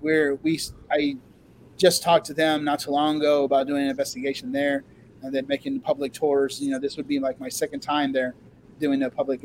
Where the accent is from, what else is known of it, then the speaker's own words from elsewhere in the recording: Oregon, United States; now in Texas, United States; I'm from Oregon.